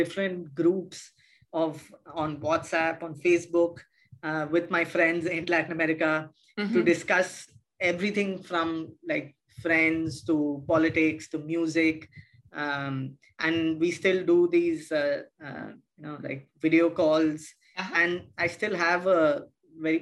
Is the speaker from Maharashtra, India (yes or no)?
yes; Mumbai, Maharashtra, India; moved away as an adult; also born or lived in Chennai, India / Lima, Peru; I was born in Chennai, okay, in the south of India. I moved to Bombay, Mumbai about when I was 10 years old. So most of my school and college going time was spent in Bombay